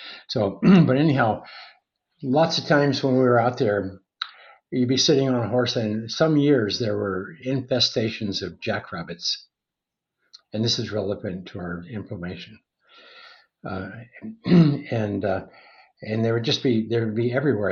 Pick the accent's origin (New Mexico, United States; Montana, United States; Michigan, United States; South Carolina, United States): Montana, United States; When I was a kid growing up in Montana, I was a cowboy